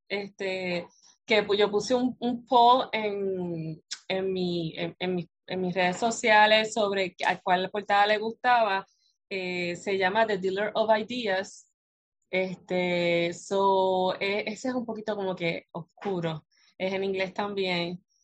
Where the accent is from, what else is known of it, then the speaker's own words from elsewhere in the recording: Puerto Rico; aquí en, la isla archipiélago, somos archipiélago de Puerto Rico